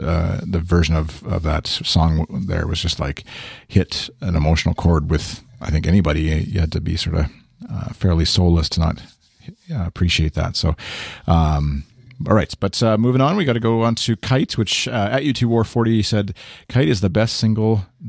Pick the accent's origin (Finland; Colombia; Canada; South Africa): Canada; But even as a Canadian looking down on, or not down literally, but like looking down at the U.S.